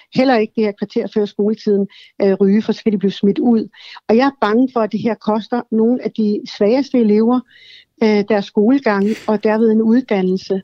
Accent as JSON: {"language": "Danish", "country": "Sweden", "moved": "yes", "lives_now": "Denmark", "said": "jeg kommer selv fra Sverige"}